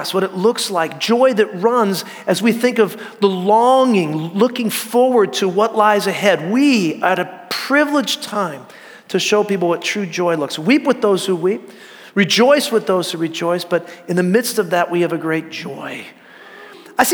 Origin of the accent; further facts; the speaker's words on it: California, United States; I came from Northern California, and Bigfoot's real.